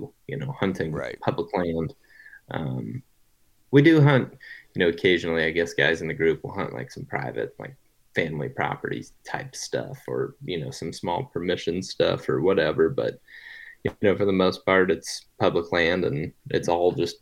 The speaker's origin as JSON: {"language": "English", "region": "Ohio", "country": "United States", "tie": "born or raised there", "also_born_or_lived": "Iowa", "moved": "yes", "lives_now": "Colorado, United States", "said": "I grew up in Ohio, currently live in Colorado."}